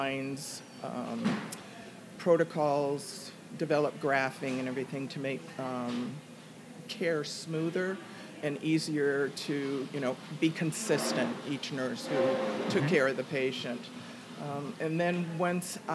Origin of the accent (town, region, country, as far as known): Shoreline, Washington, United States; born or raised there; moved away as an adult